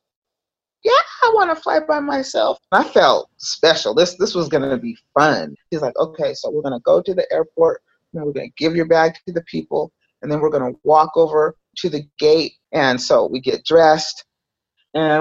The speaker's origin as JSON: {"language": "English", "town": "Salt Lake City", "region": "Utah", "country": "United States", "tie": "born or raised there", "said": "I grew up in Salt Lake City, Utah"}